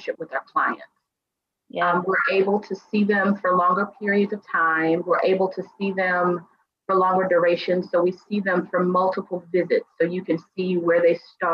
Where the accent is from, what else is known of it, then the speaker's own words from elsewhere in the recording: Mississippi, United States; I am originally from Mississippi